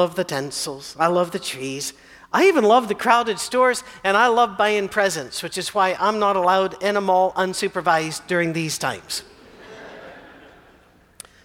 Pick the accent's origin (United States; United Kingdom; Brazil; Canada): United Kingdom; Scotland; I'm Scottish